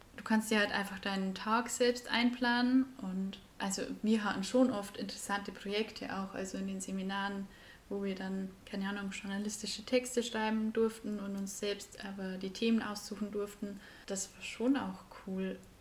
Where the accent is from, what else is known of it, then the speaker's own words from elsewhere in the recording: Bavaria, Germany; accent: Bavarian; Wir kommen beide aus Bayern, sprechen Bayern